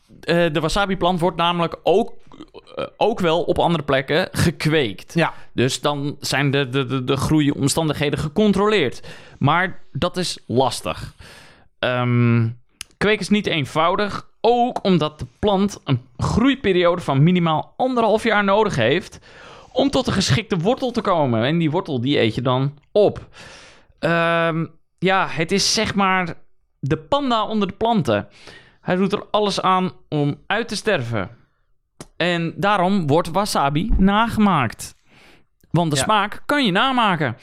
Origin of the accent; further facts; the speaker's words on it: Netherlands